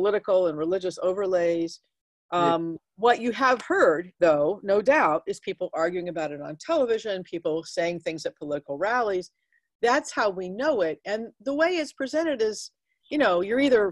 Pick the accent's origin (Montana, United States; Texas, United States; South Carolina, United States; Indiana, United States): Texas, United States; Dallas; I grew up in Dallas